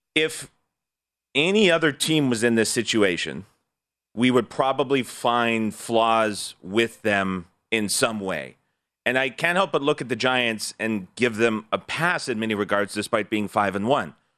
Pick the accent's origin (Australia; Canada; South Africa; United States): Canada; Alberta; as a Canadian